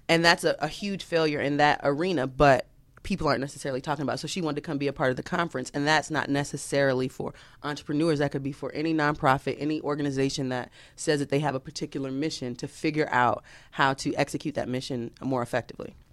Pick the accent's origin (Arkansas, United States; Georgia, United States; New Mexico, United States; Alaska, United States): Georgia, United States; Atlanta; I'm from Atlanta.